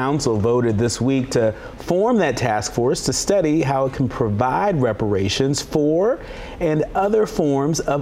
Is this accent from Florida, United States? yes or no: no; California, United States; my home state of California